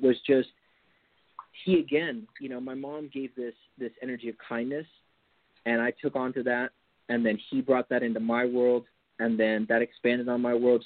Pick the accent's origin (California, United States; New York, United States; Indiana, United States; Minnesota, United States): California, United States; Napa; also born or lived in Marin County, California; I grew up in the Napa Valley